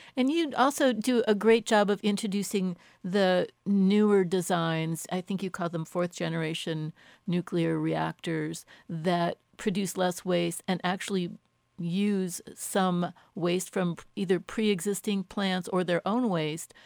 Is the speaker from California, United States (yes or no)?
no; Boulder, Colorado, United States; my hometown of Boulder